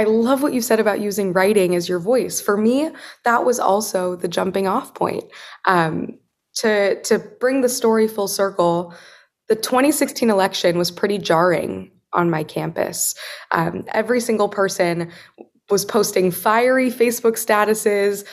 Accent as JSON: {"language": "English", "town": "Wichita", "region": "Kansas", "country": "United States", "tie": "born or raised there", "also_born_or_lived": "East Coast", "moved": "as an adult", "said": "I had experienced in Wichita growing up in Kansas"}